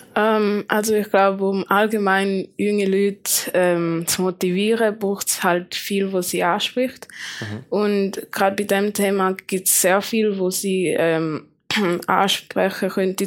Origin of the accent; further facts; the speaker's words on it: Schaffhausen, Switzerland; ich komme aus Schaffhausen